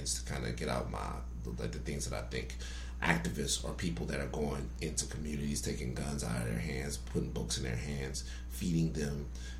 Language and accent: English; Baton Rouge, Louisiana, United States; moved away as an adult; now in Los Angeles, United States; I'm from the South, like the real South